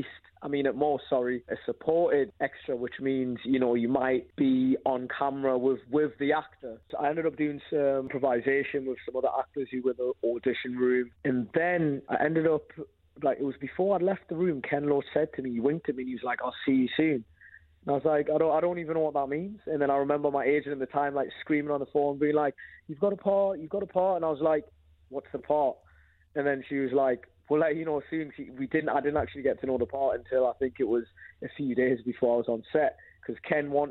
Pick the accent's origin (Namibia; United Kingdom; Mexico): United Kingdom; Newcastle upon Tyne, North East England; also born or lived in Zambia; I'm from Zambia, but my whole, like, pretty much most of my life has been brought up in Newcastle